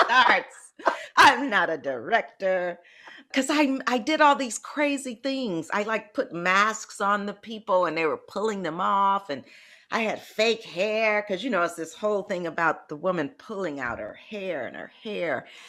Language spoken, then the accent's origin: English; Detroit, Michigan, United States; now in San Francisco Bay Area, United States; I'm from Detroit